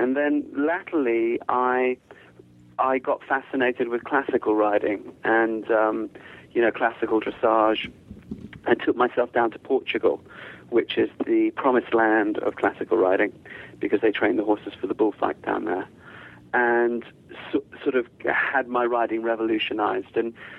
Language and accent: English; United Kingdom; born there; accent: English; I sound very English, but I'm not English at all, really. My family is all South African and Zimbabwean, and a lot of my family is not white, and a lot of my family doesn't speak English. And although I was born in the UK